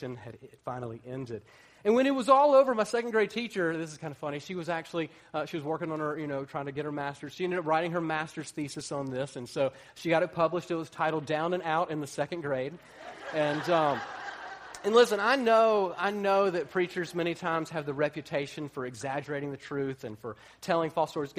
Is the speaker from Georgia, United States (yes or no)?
yes; Atlanta, Georgia, United States; I grew up in Atlanta